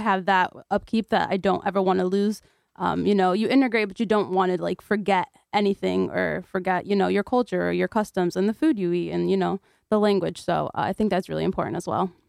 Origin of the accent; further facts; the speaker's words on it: Naugatuck, Connecticut, United States; also born or lived in Kurdistan; growing up in Naugatuck